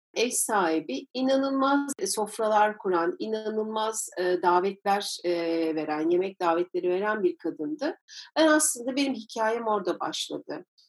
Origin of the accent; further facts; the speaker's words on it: İzmir, Turkey; Ben İzmir'de doğdum